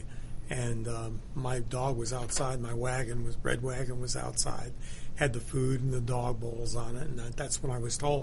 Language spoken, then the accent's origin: English; Buffalo, New York, United States; I was born in New York, and when I was four, my parents moved to Buffalo